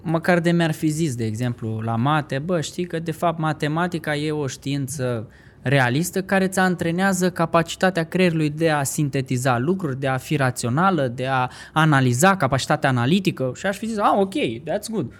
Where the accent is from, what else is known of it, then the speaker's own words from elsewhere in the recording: Vaslui, Vaslui County, Romania; moved away as an adult; now in Bucharest, Romania; când am plecat de la Vaslui, că sunt din Vaslui, când am venit încoace spre București